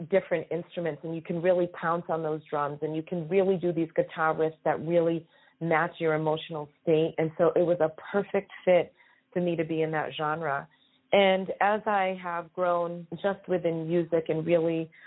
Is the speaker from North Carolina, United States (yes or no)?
no; Taunton, Massachusetts, United States; moved away as an adult; also born or lived in Hollywood, California; I was born and raised in Taunton, Massachusetts